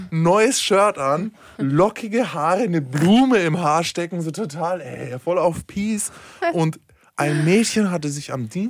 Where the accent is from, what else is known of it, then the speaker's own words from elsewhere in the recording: Berlin, Germany; Als Berliner weiß das auf jeden Fall.